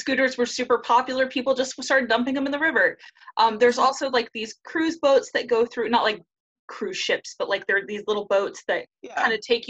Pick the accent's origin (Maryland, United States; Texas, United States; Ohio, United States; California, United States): California, United States; Surf City; also born or lived in Huntington Beach, California; I grew up in Surf City, USA. Okay, I grew up a couple cities away and then lived there.